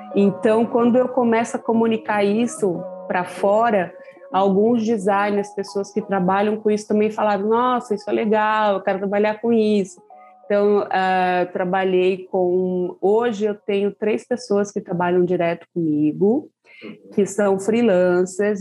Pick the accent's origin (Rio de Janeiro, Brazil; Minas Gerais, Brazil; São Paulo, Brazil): São Paulo, Brazil; eu sou aqui da Zona Sul de São Paulo, da região do Jardim Ângela